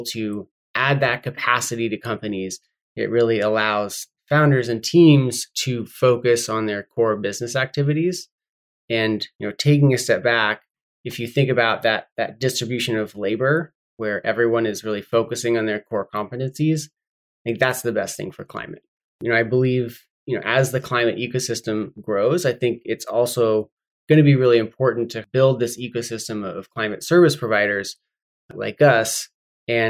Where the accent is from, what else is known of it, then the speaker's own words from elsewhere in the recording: Humboldt County, California, United States; I grew up in Humboldt County on California's North Coast